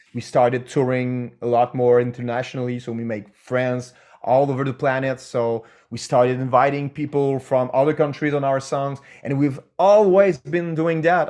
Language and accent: English; Canada; we're French Canadian